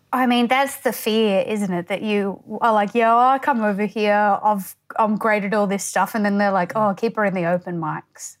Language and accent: English; Townsville, Queensland, Australia; also born or lived in Tully, Queensland; I'm from Townsville